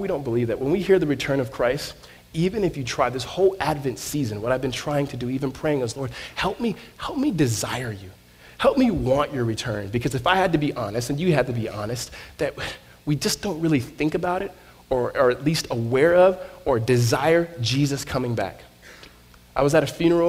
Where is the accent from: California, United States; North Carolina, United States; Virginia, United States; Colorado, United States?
California, United States; Southern; I grew up in Southern California